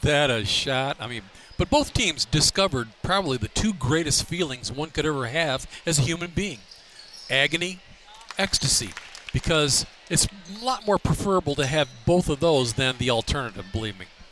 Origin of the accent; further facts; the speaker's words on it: Detroit, Michigan, United States; growing up in the Detroit area